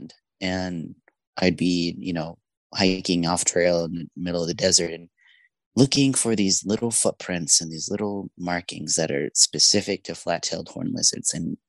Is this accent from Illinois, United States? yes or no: no; Yuma, Arizona, United States; also born or lived in Mexico; Yuma is my hometown, and we arrived there when I was about 2 years old as immigrants from Mexico